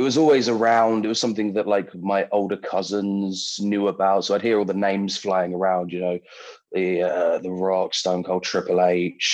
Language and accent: English; London, United Kingdom; I'm from London, always have been